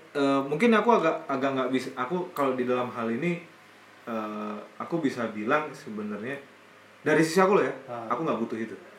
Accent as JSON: {"language": "Indonesian", "country": "Indonesia"}